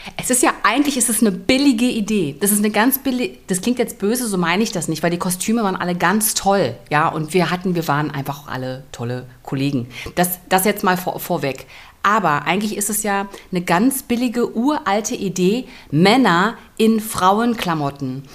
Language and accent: German; Germany; ich komme ja aus der DDR.